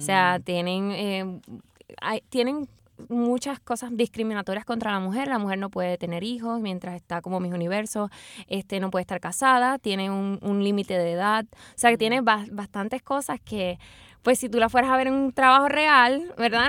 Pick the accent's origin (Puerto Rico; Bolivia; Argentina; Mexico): Puerto Rico; lo que somos los puertorriqueños